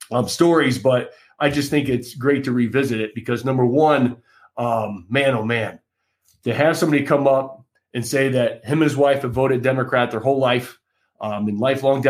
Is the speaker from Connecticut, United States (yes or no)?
no; Kalamazoo, Michigan, United States; my hometown where I'm living right now